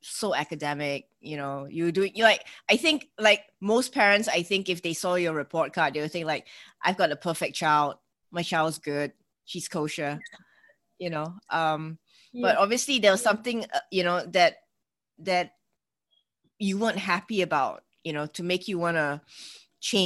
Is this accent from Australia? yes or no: no; Singapore; I'm from Singapore, which is an Asian, you know, we're in Southeast Asia.